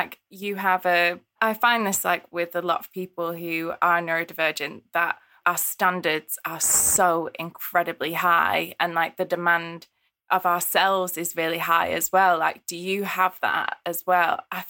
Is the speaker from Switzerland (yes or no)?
no; East Midlands, United Kingdom; I'm from Derbyshire. I'm from the Peak District, and I've been away for like 10 years. And so my accent, I think my accent's really weird now.